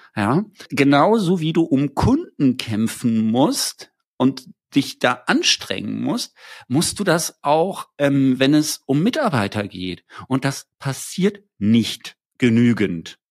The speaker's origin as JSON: {"language": "German", "town": "Wiesbaden", "region": "Hesse", "country": "Germany", "said": "ich komme ja aus Wiesbaden"}